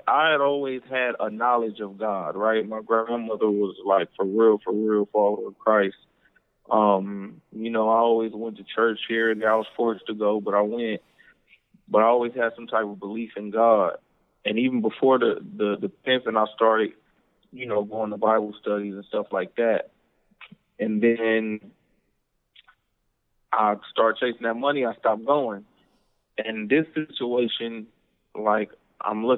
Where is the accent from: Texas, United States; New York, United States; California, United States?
California, United States; Compton; also born or lived in Cudahy, California; now in Houston, United States; Born and raised in L.A.